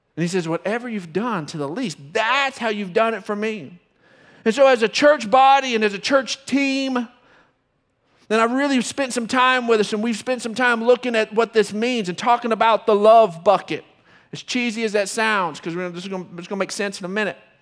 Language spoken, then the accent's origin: English; Odessa, Texas, United States; moved away as an adult; I'm from Odessa. Don't hold it against me. Been here since I graduated high school, so, um, but, uh, also graduated from Permian